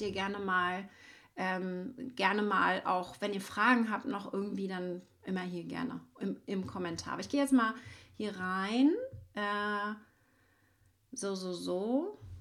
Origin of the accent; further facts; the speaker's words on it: Schwerin, Mecklenburg-Vorpommern, Germany; ich bin ja aus Mecklenburg-Vorpommern in Schwerin